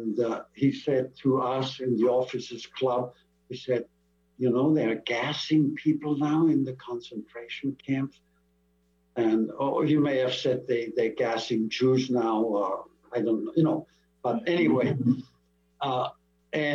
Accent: Germany; now in United States; I was born in Germany.

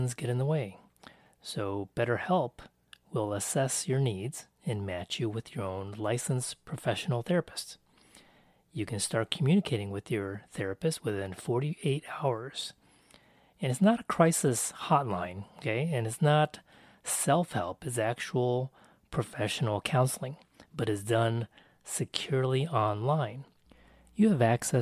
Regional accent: United States; I am Taiwanese American.

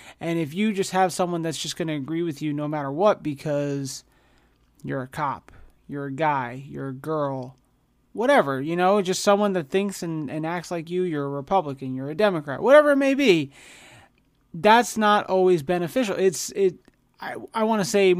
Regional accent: United States

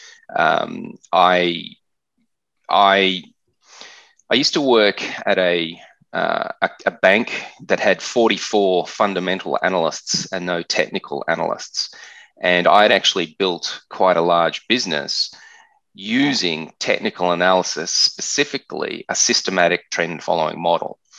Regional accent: Australia; accent: Australian; you can hear from my accent that I'm an Australian

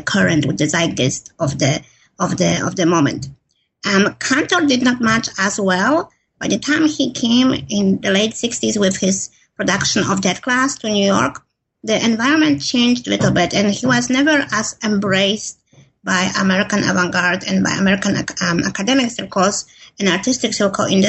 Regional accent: Poland; moved away as an adult; now in United States; I grew up in Poland, and I moved to the U.S. when I was in my early 20s.

